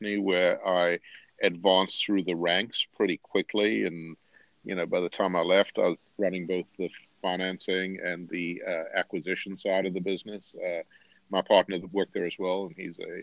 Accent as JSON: {"language": "English", "town": "Durban", "region": "KwaZulu-Natal", "country": "South Africa", "tie": "born or raised there", "also_born_or_lived": "Cape Town", "moved": "as an adult", "lives_now": "United States", "said": "I grew up in a city called Durban on the beach, went to the University of Cape Town"}